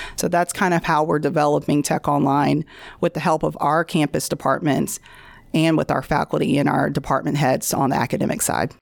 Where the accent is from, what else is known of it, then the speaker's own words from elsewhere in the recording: Bossier City, Louisiana, United States; I am from Bossier